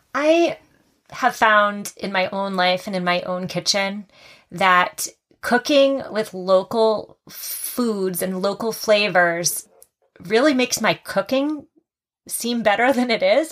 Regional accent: Massachusetts, United States; my home state of Massachusetts

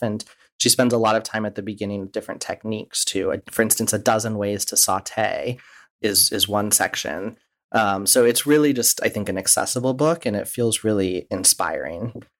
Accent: Midwest, United States; I grew up in the Midwest, and uh, my ancestors are Czech

